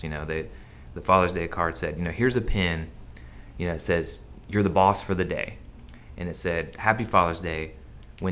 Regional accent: Oklahoma City, Oklahoma, United States; also born or lived in Dallas; I was born and raised in Oklahoma City, went to school here.

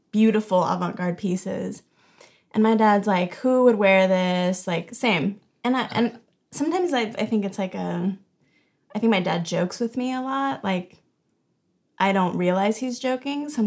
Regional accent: Santa Ana, California, United States; also born or lived in San Francisco; well, I'm from Santa Ana, Southern Santa California. Okay. And okay. then moved to San Francisco

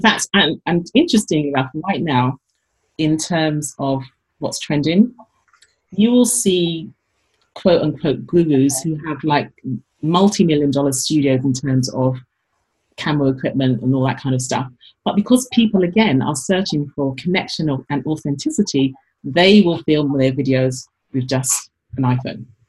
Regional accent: London, United Kingdom; moved away as an adult; also born or lived in Paris / New York; now in Madison, United States; I came from London originally, like I didn't grow up with these brands

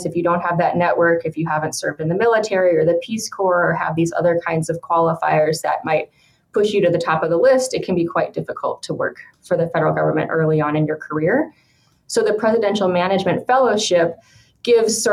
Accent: Billings, Montana, United States; moved away as an adult; also born or lived in Minnesota / Washington, D.C.; now in Sacramento, United States; I grew up in Billings, Montana

